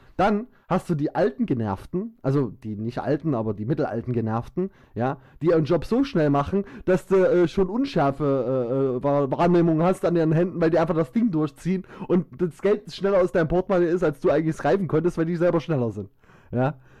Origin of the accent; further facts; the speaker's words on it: Saxony, Germany; accent: Saxon; ich liebe meinen Dialekt und ich bin stolz, Sachse zu sein